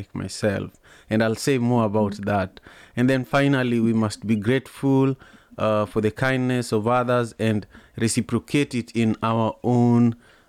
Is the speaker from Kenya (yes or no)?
yes; Kenya; also born or lived in Malawi; now in United States; as a Kenyan